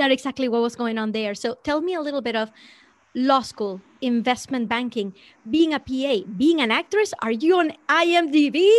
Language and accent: English; Venezuela; moved away; I grew up in Venezuela